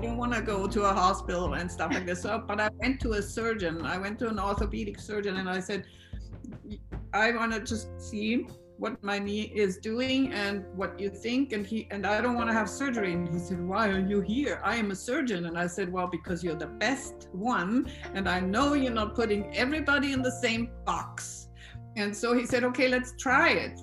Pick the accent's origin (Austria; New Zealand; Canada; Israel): Austria; English is a second language; I am from Austria. So please excuse my accent